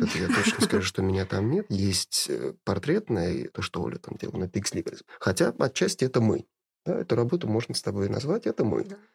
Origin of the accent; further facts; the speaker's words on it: Saint Petersburg, Russia; я коренной ленинградец, и у меня как у жителя города, как у человека, родившегося в этом городе